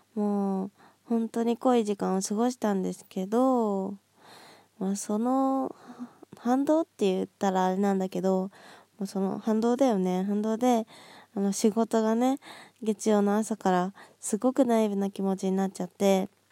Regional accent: Nagoya, Aichi, Japan; now in Kanagawa, Japan; 地元の名古屋に帰って友達と遊んだり

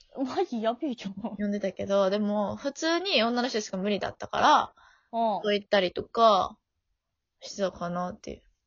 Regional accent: Osaka, Japan; accent: Kansai dialect; moved away; どこ出身って言われて、で、大阪なんですよ

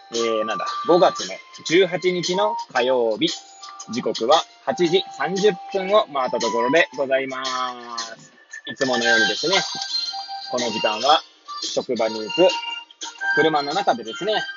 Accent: Hachioji, Tokyo, Japan; moved away as an adult; now in Kamaishi, Japan; 八王子生まれ、八王子育ち、震災の前の年から釜石で働く

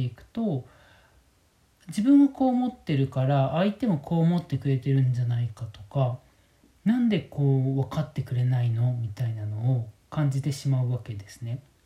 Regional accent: Kyoto, Japan; moved away as an adult; also born or lived in Tokyo / Shirakawa-go, Gifu; now in Minamiechizen, Japan; 僕自身京都出身なんですけども

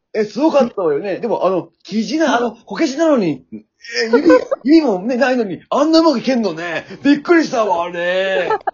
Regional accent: Shizuoka, Japan; accent: Shizuoka dialect; 私も静岡出身だからね

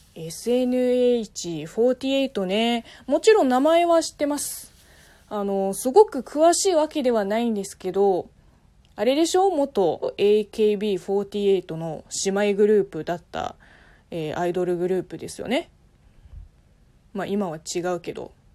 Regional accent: Zhejiang, China; Japanese is a second language; now in Tokyo, Japan; 浙江省からすると私の出身地ですね

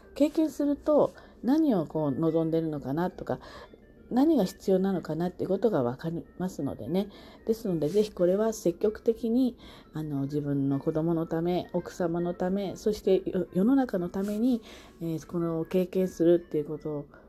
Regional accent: Kanto, Japan; 私は関東の人

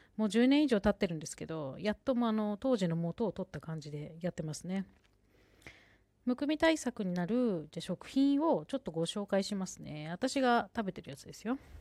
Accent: Sendai, Miyagi, Japan; 私は仙台出身

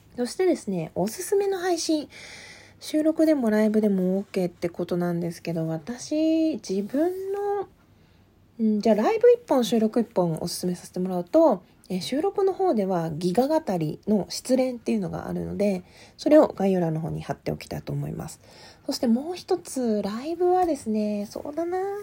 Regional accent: Asahikawa, Hokkaido, Japan; 北海道旭川市出身です

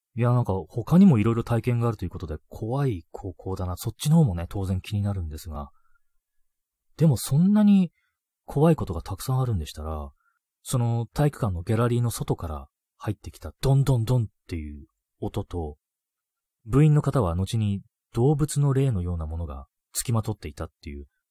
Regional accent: Hokkaido, Japan; 僕北海道出身なんで

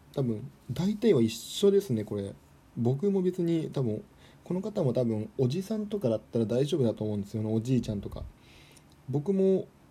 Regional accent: Toyama, Japan; moved away; 僕の地元の富山の、まあ、田舎の方では

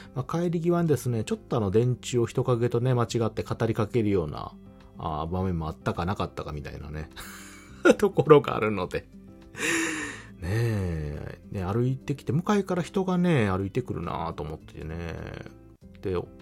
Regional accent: Kansai, Japan; 私関西の人間なので

